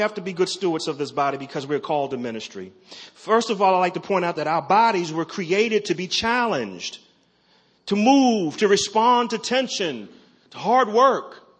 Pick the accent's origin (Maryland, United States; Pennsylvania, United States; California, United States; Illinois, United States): Maryland, United States; Baltimore; I'm from Maryland, from Baltimore